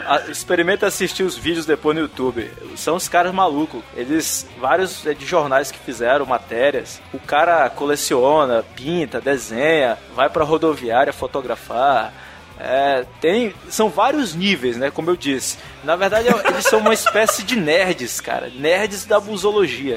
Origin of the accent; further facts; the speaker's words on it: Manaus, Amazonas, Brazil; moved away; lá da minha cidade, né, de, de Manaus